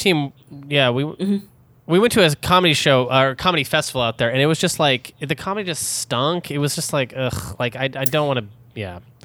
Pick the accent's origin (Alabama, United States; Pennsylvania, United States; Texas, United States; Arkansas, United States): Texas, United States; Denton; also born or lived in Dallas; I'm from Denton